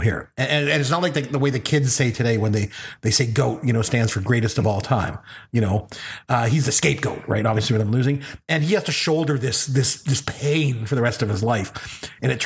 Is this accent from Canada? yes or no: yes; Canada; I'm a Canadian